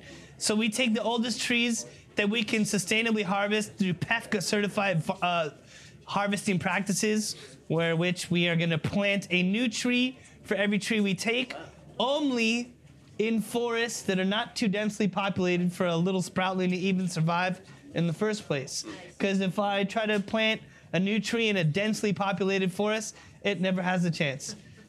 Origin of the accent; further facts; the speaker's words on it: Scotland, United Kingdom; Hey, we're Scottish, man. We're not throwing stuff away. Who do you think we are?